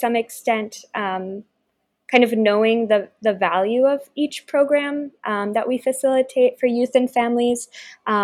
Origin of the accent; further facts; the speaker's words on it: Baltimore, Maryland, United States; I grew up in Baltimore, and so I've been attending the museum since I was very young